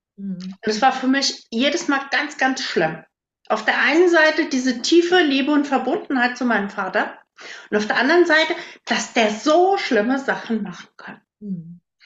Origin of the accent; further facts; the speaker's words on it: 15-18 km from Herborn, Westerwald, Germany; moved away as an adult; now in Siegerland, Germany; ich komme ursprünglich aus einem winzig kleinen Dorf. Damals waren da so 180 Einwohner.